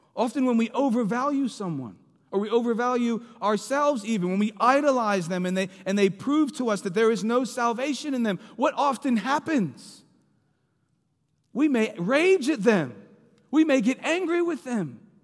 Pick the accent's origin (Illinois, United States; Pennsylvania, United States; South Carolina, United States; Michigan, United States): Pennsylvania, United States; Philadelphia; moved away; I'm from Philly.